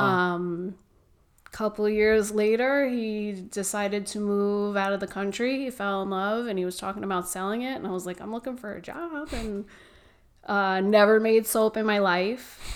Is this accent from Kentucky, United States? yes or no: no; New York, United States; moved away as an adult; now in Gilbert, United States; I was born and raised in New York.